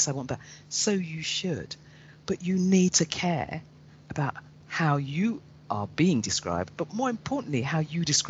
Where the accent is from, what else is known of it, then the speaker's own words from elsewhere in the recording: London, United Kingdom; growing up in London